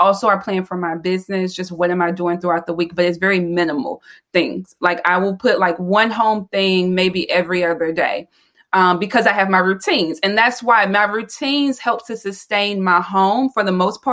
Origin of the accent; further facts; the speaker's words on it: the South, United States; I am from the South. So I'm a Southern girl